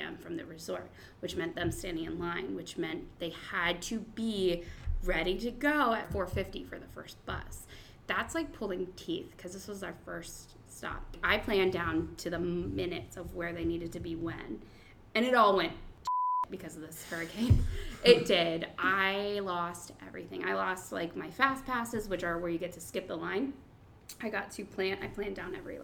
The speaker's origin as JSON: {"language": "English", "town": "Columbus", "region": "Ohio", "country": "United States", "said": "I'm from Columbus"}